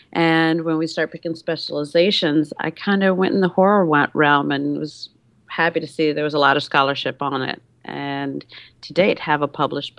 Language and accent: English; Detroit, Michigan, United States; I'm from Detroit.